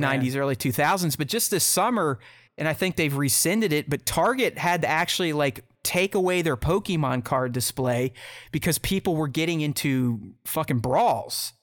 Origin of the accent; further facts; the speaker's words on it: Pittsburgh, Pennsylvania, United States; now in Columbus, United States; I'm from Pittsburgh, but I live in Columbus, Ohio